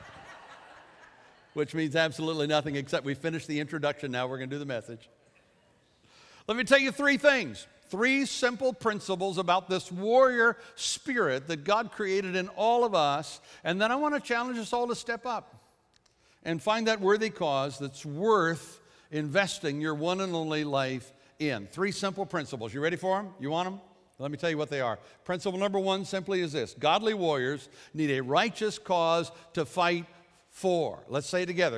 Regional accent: United States; I am an American

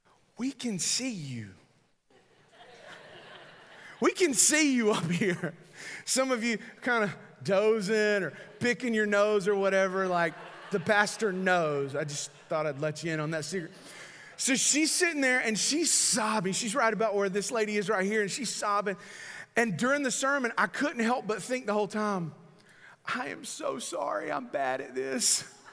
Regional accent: North Carolina, United States; she probably knew I was from North Carolina by mine.

